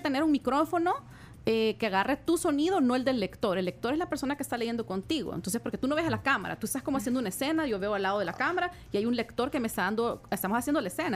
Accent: El Salvador; somos dos salvadoreñas

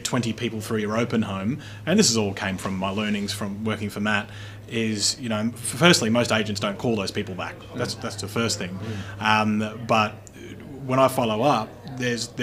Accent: Brisbane, Queensland, Australia; we're both from Brisbane

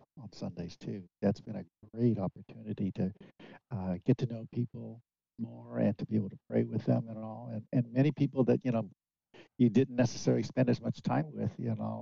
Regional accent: Hayward, California, United States; also born or lived in San Lorenzo; I was born and raised in the Bay Area. Yeah, I my hometown is Hayward

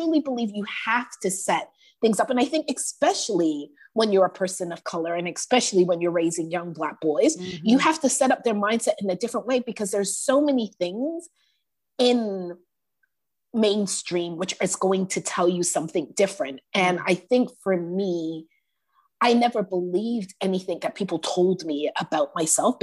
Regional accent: Toronto, Ontario, Canada; I grew up in Toronto housing, which is basically the projects

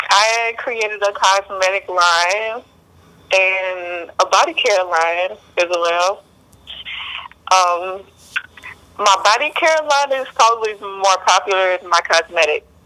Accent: Beaumont, Texas, United States; moved away

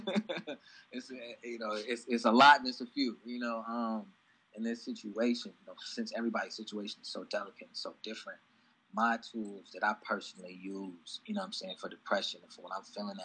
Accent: East Moline, Illinois, United States; I'm from East Moline, Illinois, population 21,000

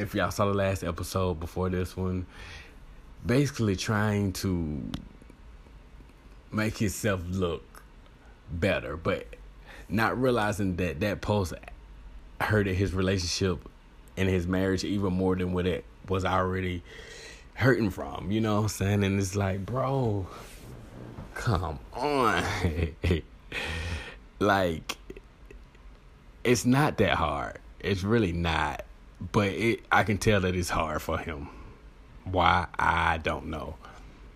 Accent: Alabama, United States; I'm from Alabama

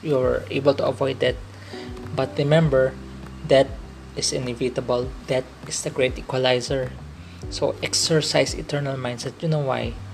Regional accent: Philippines; I'm a Filipino

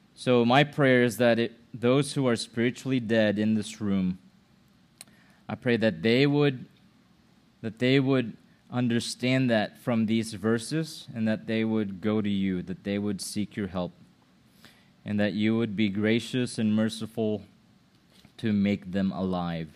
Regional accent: Philippines; now in United States; my mom is a Filipino. My dad is a Filipino. I was born in the Philippines

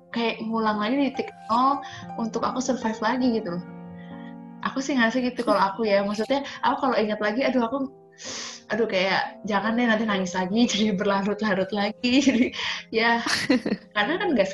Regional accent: Bali, Indonesia; Waktu aku ke Bali, aku orang Bali kan yang baduy.

